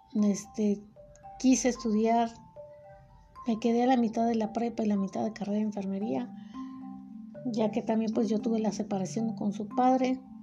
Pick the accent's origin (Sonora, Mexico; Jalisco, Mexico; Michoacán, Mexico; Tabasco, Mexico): Jalisco, Mexico; Guadalajara; Yo nací en Guadalajara